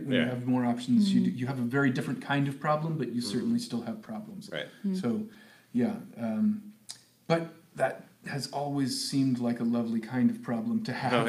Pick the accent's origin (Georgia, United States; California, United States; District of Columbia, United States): California, United States; Sacramento; moved away as an adult; also born or lived in Los Angeles; now in Hawaii, United States; I grew up in Sacramento